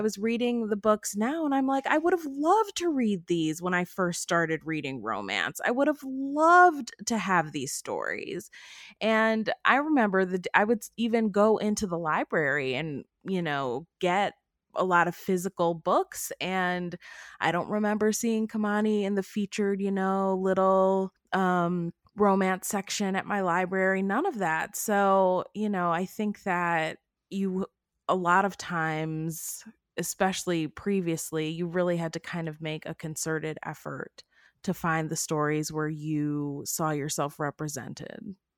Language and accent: English; Cleveland, Ohio, United States; I grew up in Cleveland, Ohio, in the Cleveland area